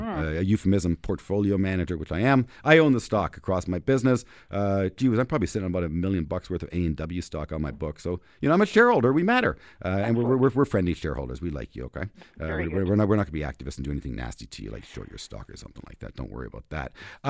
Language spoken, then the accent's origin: English; Canada; We as Canadians, of course, viewed as a Canadian brand